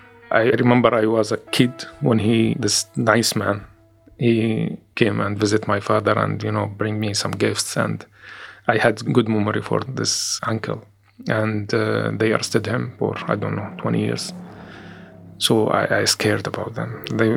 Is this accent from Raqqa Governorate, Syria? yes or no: yes; Raqqa, Raqqa Governorate, Syria; English is a second language; I am a Syrian activist from Raqqa City.